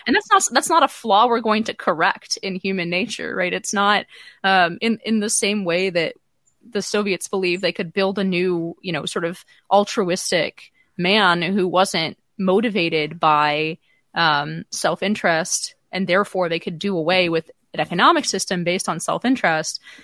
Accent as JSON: {"language": "English", "area": "Silicon Valley", "region": "California", "country": "United States", "tie": "born or raised there", "said": "I grew up in Silicon Valley"}